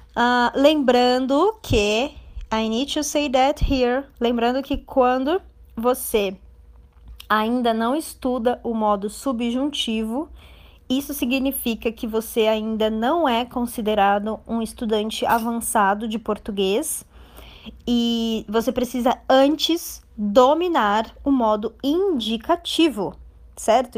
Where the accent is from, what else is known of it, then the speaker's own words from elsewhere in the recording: Brazil; Eu tenho certeza que eu sou brasileira, é um fato, e eu amo o Brasil, é uma verdade